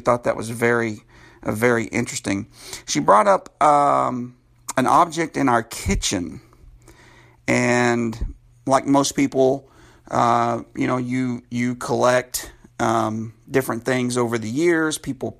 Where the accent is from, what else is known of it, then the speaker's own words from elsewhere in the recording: California, United States; born there; Now, I was born in California, lived there for many years